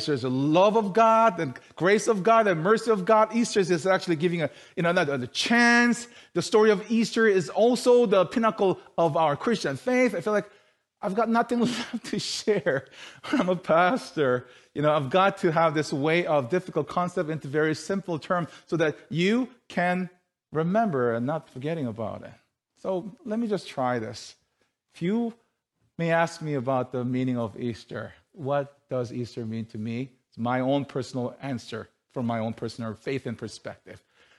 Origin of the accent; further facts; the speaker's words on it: South Korea; moved away; You know, how we came from South Korea 12 years ago and how we were able to study and then, you know, live our life here.